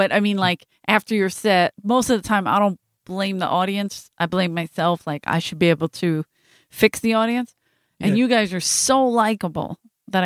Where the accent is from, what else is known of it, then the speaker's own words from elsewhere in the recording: Philadelphia, Pennsylvania, United States; I grew up in Philadelphia.